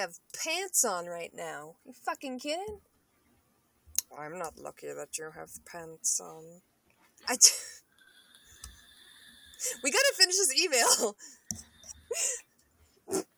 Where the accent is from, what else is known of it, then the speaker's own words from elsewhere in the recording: United States; to be an American